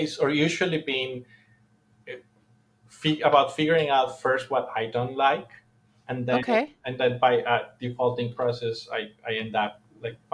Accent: Colombia; I'm from Colombia

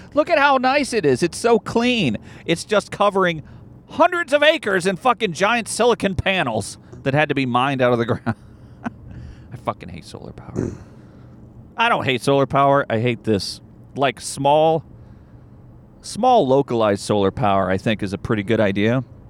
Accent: Arkansas, United States; I grew up in Arkansas

